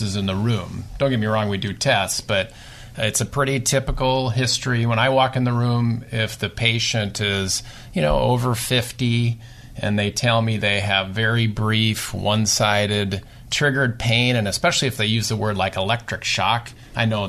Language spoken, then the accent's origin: English; Nebraska, United States; moved away; I'm from Nebraska